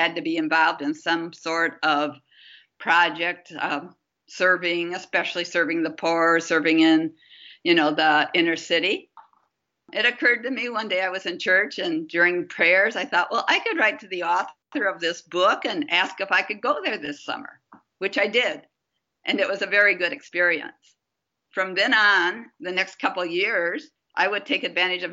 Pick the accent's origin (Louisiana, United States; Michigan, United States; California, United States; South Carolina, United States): Michigan, United States; Gaylord; moved away as an adult; also born or lived in Guatemala / Bolivia; I grew up in Gaylord, Michigan, which is a small town about 60 miles south of the Straits of Mackinac